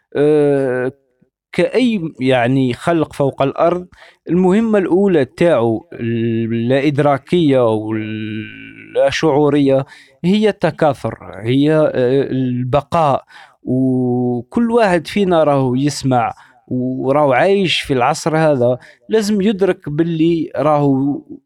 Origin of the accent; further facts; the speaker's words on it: Algeria; moved away as an adult; now in France; انا عشت في الجزائر 30 سنه يعني ولدت في الجزائر كبرت في الجزائر